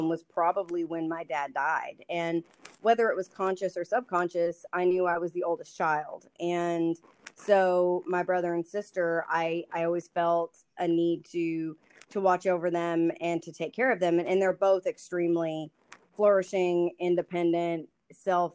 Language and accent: English; Lubbock, Texas, United States; now in Dallas, United States; I live in Dallas with my husband, Andrew. We've been married for about coming up on 5 years this year. I grew up in Lubbock